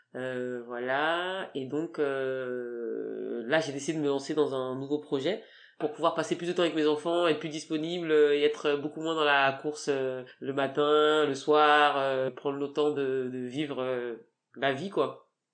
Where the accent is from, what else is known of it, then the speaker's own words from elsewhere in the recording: France; first language French; moi, je suis né en France, donc euh, j'ai quand même les, la double culture.